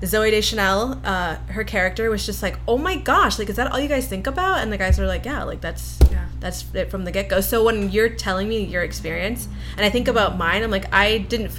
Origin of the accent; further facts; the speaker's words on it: Canada; also born or lived in New York; now in Los Angeles, United States; I grew up in Canada, and then I moved to New York.